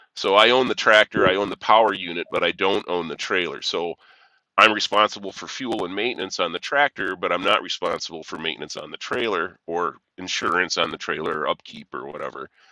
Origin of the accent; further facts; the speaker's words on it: near Rockford, rural northern Illinois, United States; I'm from rural northern Illinois